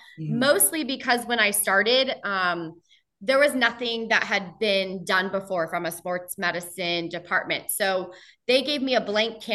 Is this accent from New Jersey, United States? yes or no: yes; New Jersey, United States; moved away as an adult; also born or lived in Virginia; growing up in New Jersey